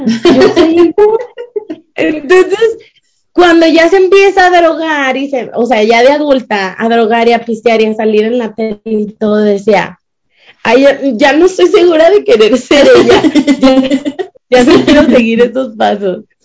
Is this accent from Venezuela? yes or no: no; Mexico; now in Utah, United States; soy de México.